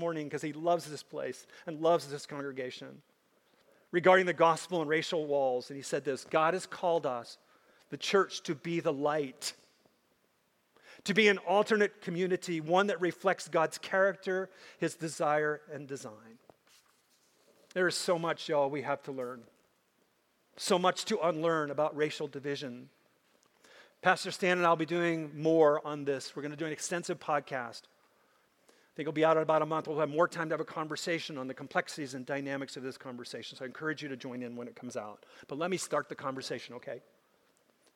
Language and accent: English; Minnesota, United States; I grew up in Minnesota, and I grew up with lots of Native Americans